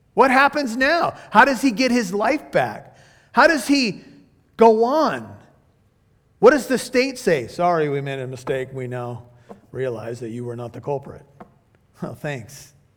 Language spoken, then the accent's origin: English; United States; I'm an American